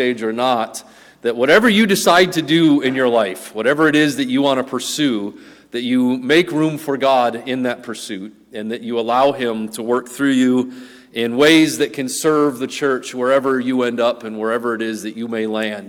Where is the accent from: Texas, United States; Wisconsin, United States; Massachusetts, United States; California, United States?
Wisconsin, United States; We grew up in Wisconsin